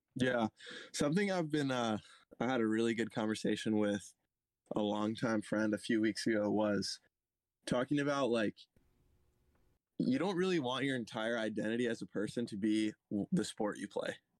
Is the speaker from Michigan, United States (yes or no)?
no; Santa Cruz County, California, United States; I'm from Santa Cruz County, California